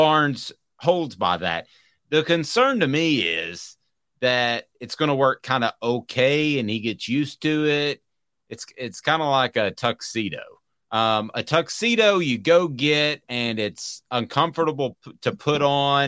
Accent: Tennessee, United States; I told him I was from Tennessee

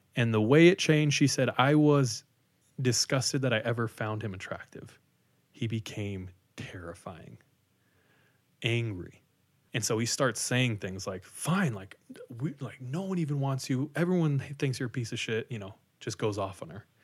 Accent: Visalia, California, United States; I grew up in Visalia, which is forty-five minutes from Fresno

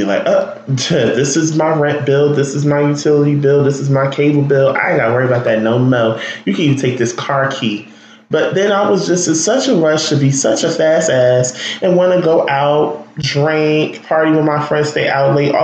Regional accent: Newark, New Jersey, United States; also born or lived in Irvington, New Jersey; I'm from there, born and raised just about

